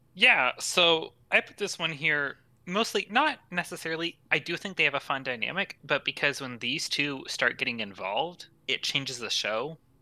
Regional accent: United States; as an American

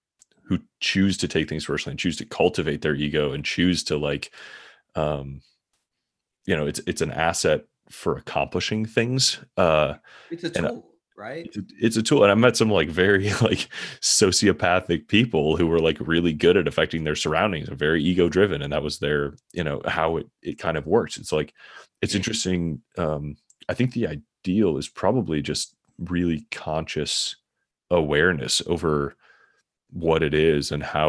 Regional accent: Midwest, United States; also born or lived in San Francisco; Mostly like we were moving the company for career things, but I'd been in San Francisco for a few years and I grew up in the Midwest. So I was kind of happy to be, you know, have the context to move back.

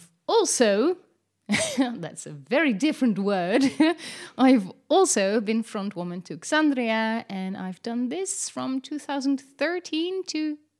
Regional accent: Netherlands; I'm Dutch.

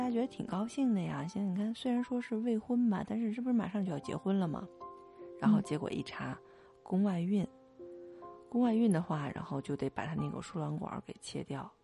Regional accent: Northeast China, China; accent: Northeastern; 用我们东北话说

